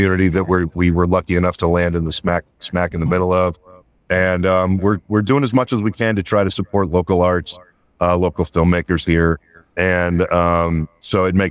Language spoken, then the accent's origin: English; outside of Pittsburgh, Pennsylvania, United States; also born or lived in Los Angeles; now in Mount Sterling, United States; a little town I grew up in outside of Pittsburgh